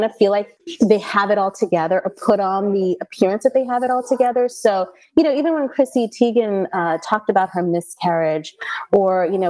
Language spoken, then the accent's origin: English; India; we're Indian